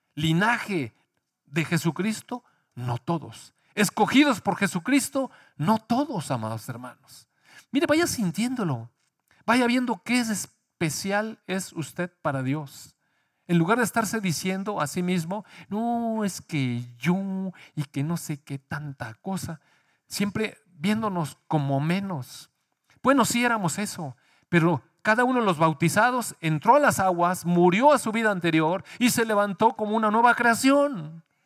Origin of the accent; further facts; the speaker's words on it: Mexico; Sí nacimos en México